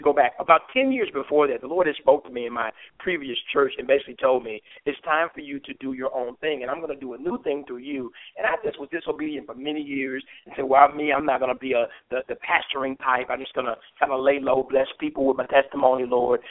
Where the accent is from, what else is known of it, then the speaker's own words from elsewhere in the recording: Memphis, Tennessee, United States; I'm I'm from Memphis. I grew up here